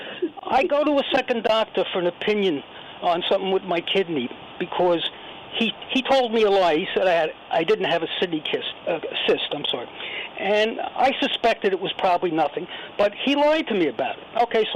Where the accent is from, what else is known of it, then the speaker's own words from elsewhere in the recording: New York City, New York, United States; I'm from New York City